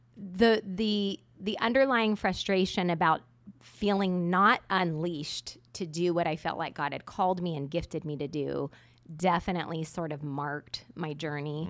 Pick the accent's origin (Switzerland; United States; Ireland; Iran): United States; Southern California; moved away as an adult; I was born in a little town in Southern California where once you grew up, your goal was to leave.